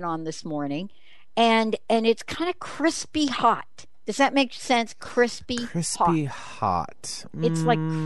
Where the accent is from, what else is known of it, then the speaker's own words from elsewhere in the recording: East Coast, New Jersey, United States; moved away; I grew up on the East Coast. I love growing up there.